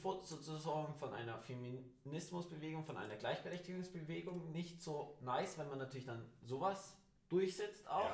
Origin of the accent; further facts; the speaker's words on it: Germany; bei uns in Deutschland